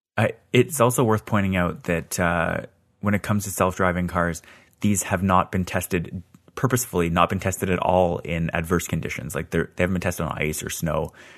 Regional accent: Scarborough, Ontario, Canada; I was born in Scarborough

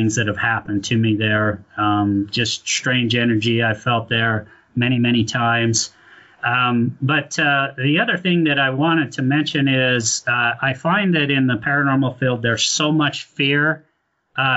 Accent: Ogden, Utah, United States; I was born and raised in Ogden, graduated from Bonneville High School

